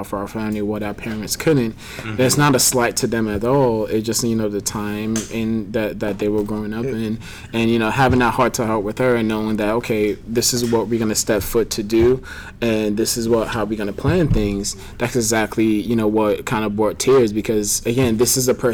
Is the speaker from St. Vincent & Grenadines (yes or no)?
yes; St. Vincent & Grenadines; I'm from St. Vincent